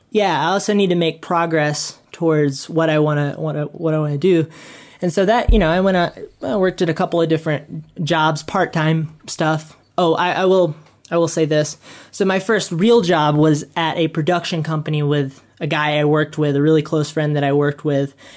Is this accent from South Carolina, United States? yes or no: yes; South Carolina, United States; now in Utah, United States; I grew up in South Carolina